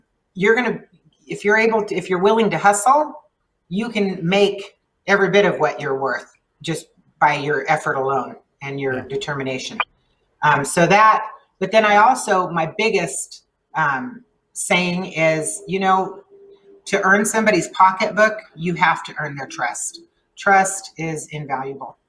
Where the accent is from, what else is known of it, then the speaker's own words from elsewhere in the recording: El Paso, Texas, United States; first language Spanish; English is a second language; I grew up here. I was born and raised here.